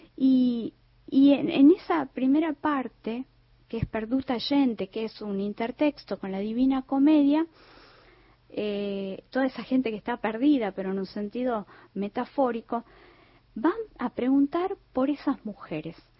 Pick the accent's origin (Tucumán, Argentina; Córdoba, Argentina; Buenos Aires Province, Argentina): Tucumán, Argentina; yo como tucumana